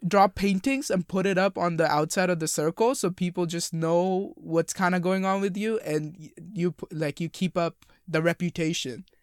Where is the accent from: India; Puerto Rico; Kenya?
India; moved away; two Indian boys, men